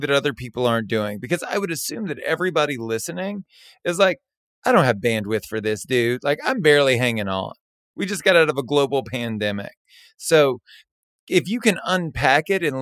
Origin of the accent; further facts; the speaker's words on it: Southern Louisiana, United States; I was born and raised in Southern Louisiana